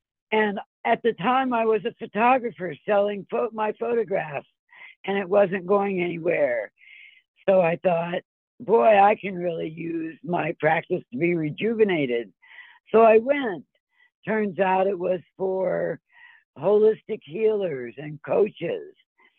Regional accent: Ohio, United States; also born or lived in Philadelphia / Colorado / California; It all started, I'm from Philadelphia. That's where I was born. And my family moved as far west as Ohio. And then I continued to travel west to Colorado and then to California.

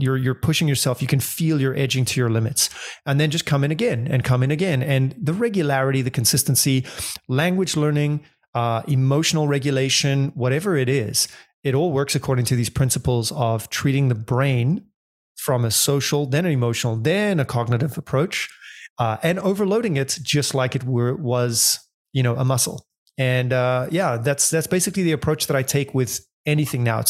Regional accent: Johannesburg, Gauteng, South Africa; moved away as an adult; also born or lived in London / Argentina / Indonesia; I grew up in South Africa in Johannesburg

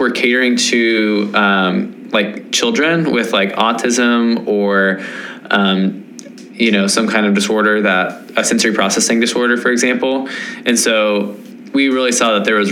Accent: Nashville, Tennessee, United States; I am from Nashville, Tennessee.

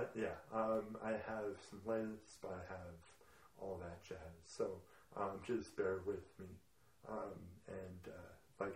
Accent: Edmonton, Alberta, Canada; also born or lived in Kelowna; taken home to Edmonton and then raised Edmonton.

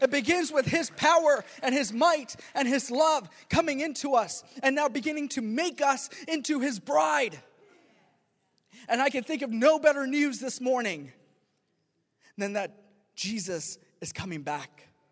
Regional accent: Pakistan; moved away; I'm from, I'm from Pakistan originally

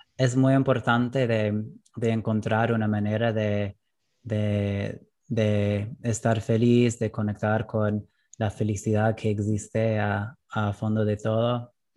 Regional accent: United States; Spanish is a second language; moved away as an adult; now in Argentina; la cultura en que crecí en Estados Unidos

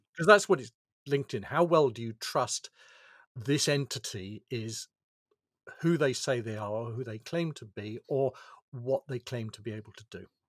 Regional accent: United Kingdom; I'm, I'm British, I have a British birth certificate.

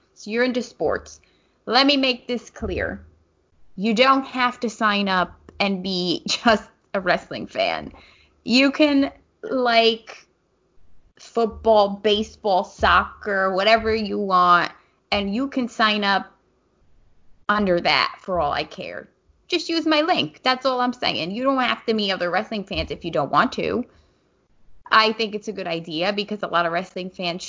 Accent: New Jersey, United States; now in South Jersey, United States; since I live down South Jersey, but I'm from North Jersey

